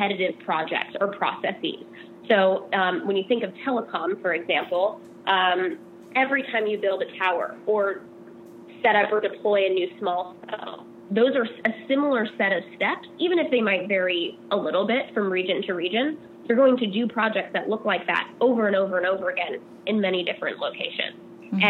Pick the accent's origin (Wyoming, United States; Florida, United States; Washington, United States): Washington, United States; Seattle; moved away as an adult; also born or lived in Vashon Island / New York; now in California, United States; I grew up in Seattle